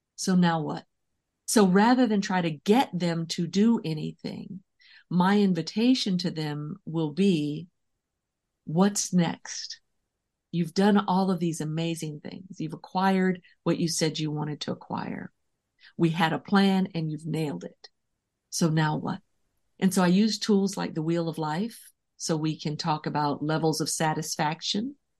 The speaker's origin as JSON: {"language": "English", "town": "San Francisco", "region": "California", "country": "United States", "tie": "born or raised there", "said": "I was born and raised in San Francisco"}